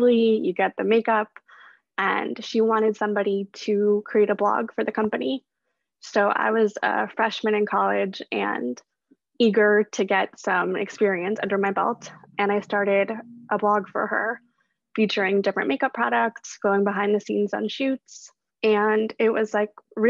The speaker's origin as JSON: {"language": "English", "town": "Chicago", "region": "Illinois", "country": "United States", "tie": "born or raised there", "also_born_or_lived": "Brooklyn, New York", "moved": "as an adult", "lives_now": "New York, United States", "said": "I am originally from Chicago, actually, but I grew up in the suburbs there, not so close to the city"}